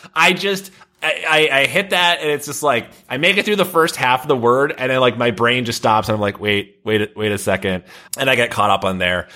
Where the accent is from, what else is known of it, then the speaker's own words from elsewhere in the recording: Midwest, United States; now in Boston, United States; I'm from the Midwest